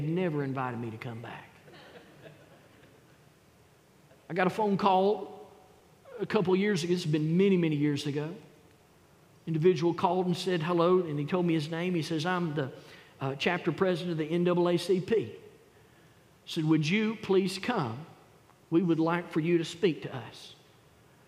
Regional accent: the South, United States; I thank God that I was born in the South. I praise the Lord that I live and was able to raise my kids in the South

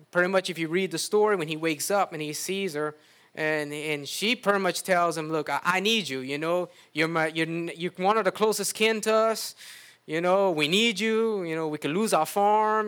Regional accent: United States; we were raised in the United States

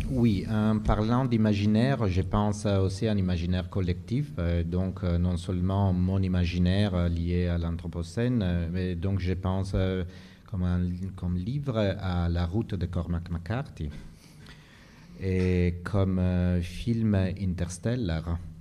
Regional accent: Modena, Emilia-Romagna, Italy; French is a second language; moved away; ma ville natale, Modène

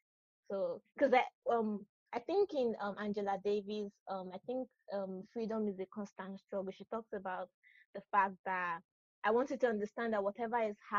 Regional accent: Nigeria; now in California, United States; And I'm from Nigeria, and I currently live in California.

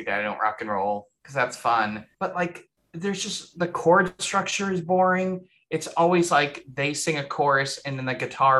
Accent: Boston, Massachusetts, United States; I grew up in Boston

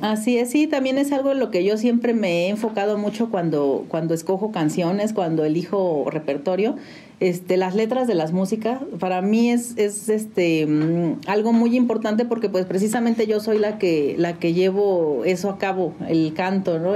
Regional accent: San Juan del Río, Querétaro, Mexico; Yo nací en la ciudad de Querétaro, pero toda mi vida he vivido aquí en San Juan del Río

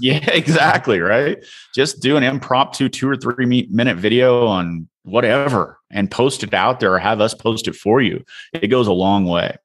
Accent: Illinois, United States; I'm from the Midwest. I'm originally from Illinois, a town of five hundred people

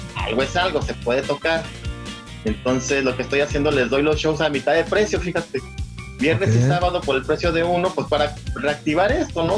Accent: Guadalajara, Jalisco, Mexico; moved away as an adult; now in Los Angeles, United States; yo soy originario de Guadalajara y toda mi vida viví ahí hasta el año 2000 que vine a Los Ángeles

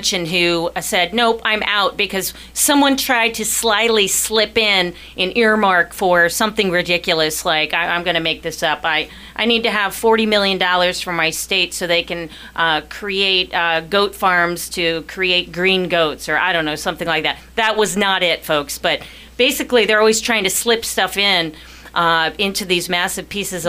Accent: Columbus, Ohio, United States; moved away as an adult; also born or lived in Panama; I grew up in Columbus, Ohio

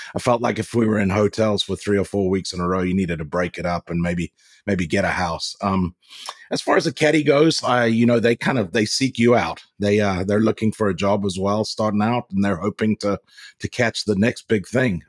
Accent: Zimbabwe; now in United States; growing up in Africa

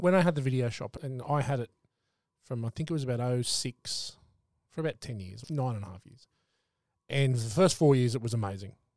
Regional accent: Sydney, New South Wales, Australia; I'm from Sydney, from the Northern Beaches

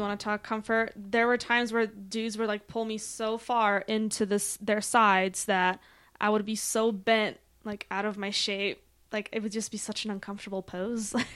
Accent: Poland; also born or lived in Denver; now in Colorado Springs, United States; originally, though, I am from Poland.

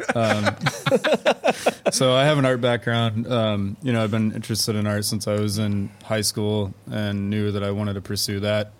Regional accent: Houston, Texas, United States; I'm from Houston and then I went away for school and came back

